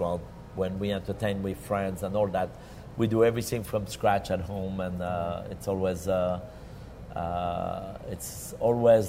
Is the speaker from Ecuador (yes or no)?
no; Lyon, Auvergne-Rhône-Alpes, France; moved away; I have a young chef in Lyon, my hometown